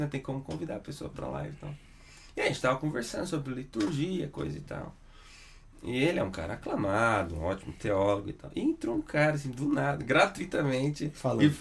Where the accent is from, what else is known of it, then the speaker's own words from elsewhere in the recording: Mogi das Cruzes, São Paulo, Brazil; eu sou, eu sou nascido em Mogi das Cruzes.